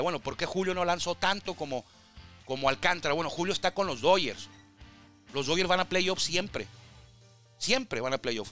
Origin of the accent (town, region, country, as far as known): Tijuana, Baja California, Mexico